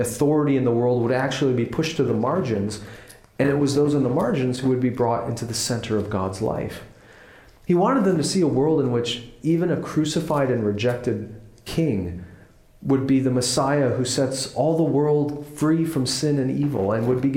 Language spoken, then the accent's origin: English; United States; where we are as American Christians in the 21st century